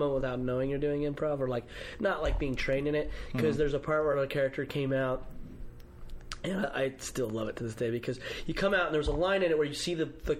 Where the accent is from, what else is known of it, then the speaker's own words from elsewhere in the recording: Utah, United States; now in Los Angeles, United States; I'm from Utah